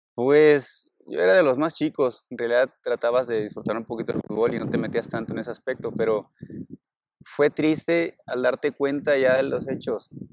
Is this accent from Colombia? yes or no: no; Cruz Grande, Guerrero, Mexico; moved away; allá en, en mi pueblo, soy de Cruz Grande